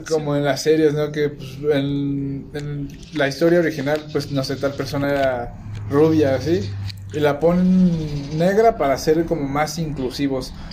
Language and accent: Spanish; Mexico; nosotros como mexicanos